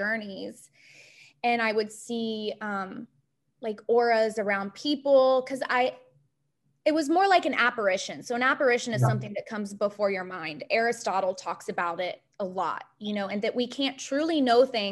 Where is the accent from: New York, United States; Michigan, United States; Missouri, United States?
Missouri, United States; Ozark Mountains; I grew up in the Midwest in Missouri, the Ozark Mountains, on basically a lake